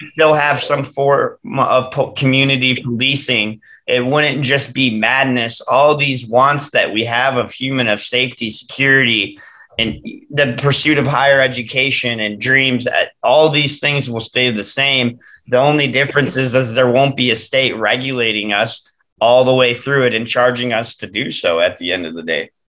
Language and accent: English; Detroit, Michigan, United States; growing up in Metro Detroit